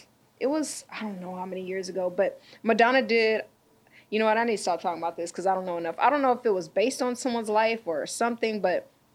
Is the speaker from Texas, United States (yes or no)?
no; Pasadena, California, United States; I grew up in Pasadena